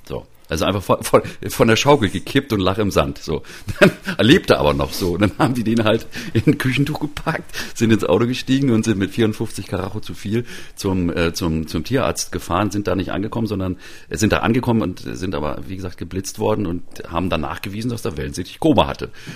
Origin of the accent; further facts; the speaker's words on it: Mecklenburg-Vorpommern, Germany; moved away; also born or lived in Halle; in meiner Mecklenburger Heimat